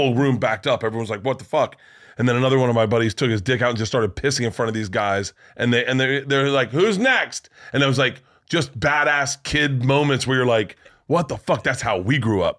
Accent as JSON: {"language": "English", "region": "Florida", "country": "United States", "tie": "born or raised there", "said": "I grew up in Florida"}